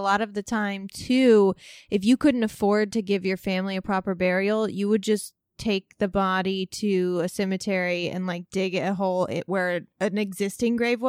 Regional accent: Southern Illinois, United States; I'm from Southern Illinois.

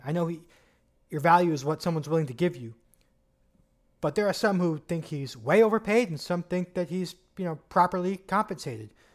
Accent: New York, United States; being a New Yorker

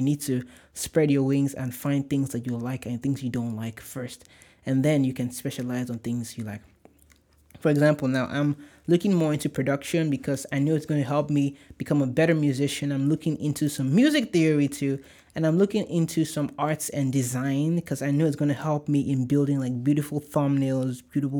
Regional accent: Nigeria; accent: Nigerian; Oh my gosh, my Nigerian accent just came.

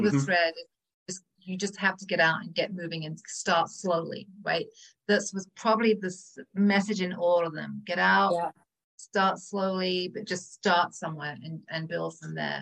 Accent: England, United Kingdom; moved away; I'm from England, right? So we smoke a lot, we drink a lot, we eat a lot of cheese and butter and sugar. That was pretty much my diet growing up

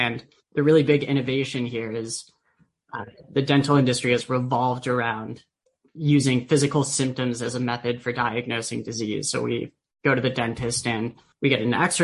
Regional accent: San Diego, California, United States; I grew up in San Diego

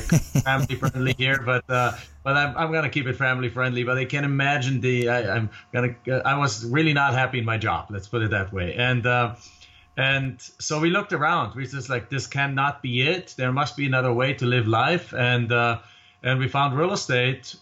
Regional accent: Germany; moved away as an adult; now in Phoenix, United States; I came here from Germany

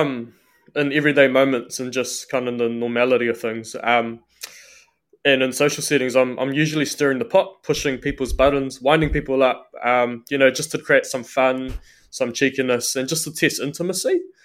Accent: New Zealand; I'm born and bred in Aotearoa, New Zealand.

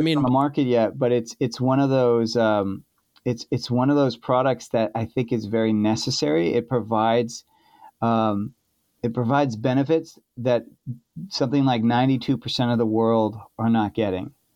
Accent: California, United States; now in Portland, United States; I'm from California

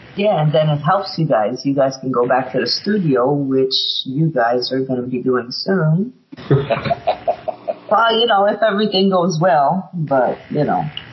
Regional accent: Montreal, Quebec, Canada; I'm originally from Montreal, Canada.

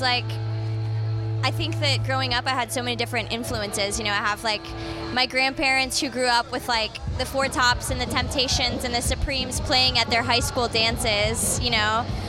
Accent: Detroit, Michigan, United States; my family, like, is from there. I'm from there. I was born in Detroit. You know, my family has a Mexican restaurant and a Mexican bakery in Southwest Detroit.

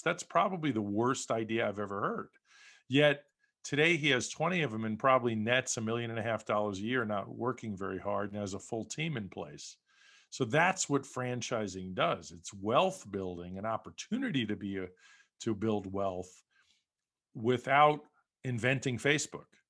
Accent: New York, United States; moved away as an adult; also born or lived in West Coast; now in Las Vegas, United States; I grew up in New York

